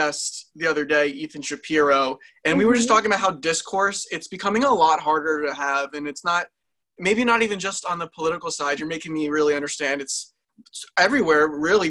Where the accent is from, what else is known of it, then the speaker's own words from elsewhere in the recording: New Jersey, United States; we're from Jersey.